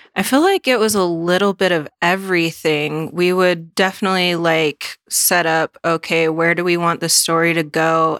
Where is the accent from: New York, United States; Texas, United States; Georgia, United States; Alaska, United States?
Alaska, United States; now in Washington, United States; I'm from Alaska, living in Washington